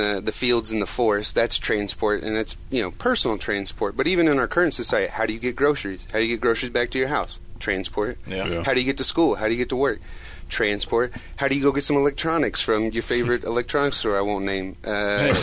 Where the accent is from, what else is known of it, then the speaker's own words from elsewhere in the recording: Edmond, Oklahoma, United States; where we grew up in Edmond